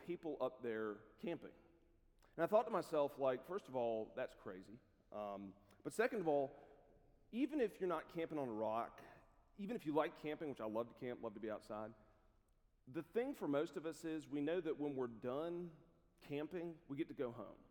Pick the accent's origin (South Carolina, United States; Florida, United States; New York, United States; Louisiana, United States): South Carolina, United States; moved away as an adult; also born or lived in Columbia, South Carolina; now in Lookout Mountain, United States; I grew up in South Carolina